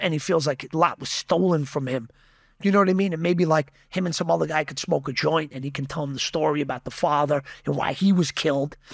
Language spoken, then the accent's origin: English; Yonkers, New York, United States; It's a neighboring city to where I'm from. I'm from Yonkers